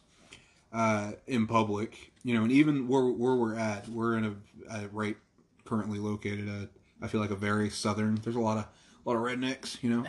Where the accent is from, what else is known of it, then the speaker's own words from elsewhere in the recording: Ireland; As an Irishman